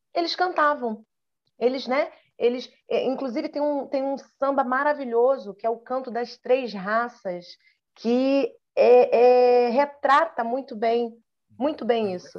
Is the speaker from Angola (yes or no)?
no; Brazil; eu falava que era do Brasil